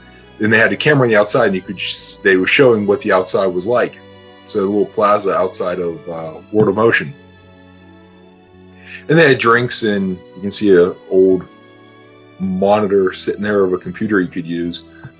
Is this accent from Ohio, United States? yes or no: no; Pittsburgh, Pennsylvania, United States; I grew up in Pittsburgh, so that's why they're my, you know, the favorite hometown team.